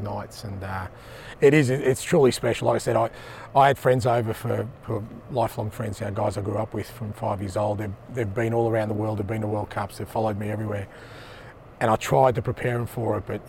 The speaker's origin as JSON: {"language": "English", "country": "Australia", "also_born_or_lived": "Japan", "moved": "as an adult", "lives_now": "Glasgow, United Kingdom", "said": "Being Australian"}